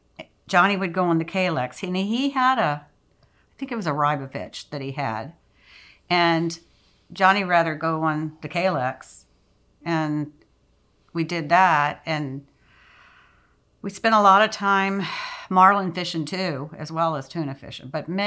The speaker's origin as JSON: {"language": "English", "country": "United States", "tie": "born or raised there", "also_born_or_lived": "Florida Keys / Alaska", "moved": "yes", "said": "I grew up in the Carolinas and Virginia."}